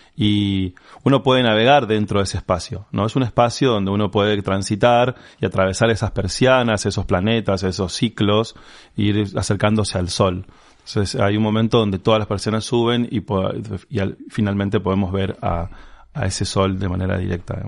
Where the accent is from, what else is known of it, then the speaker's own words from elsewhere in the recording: Resistencia, Chaco, Argentina; yo haya nacido en la ciudad de Resistencia